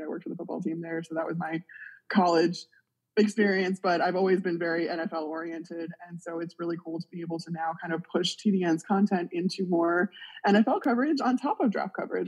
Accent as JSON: {"language": "English", "town": "Chicago", "region": "Illinois", "country": "United States", "said": "I'm actually from Chicago"}